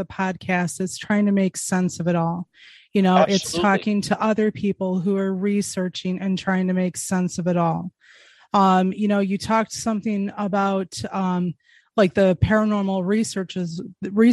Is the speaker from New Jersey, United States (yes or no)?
no; Westland, Michigan, United States; my hometown